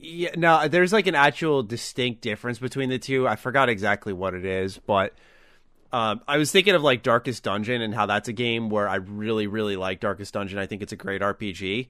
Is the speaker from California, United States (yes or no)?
no; New York, United States; as a New Yorker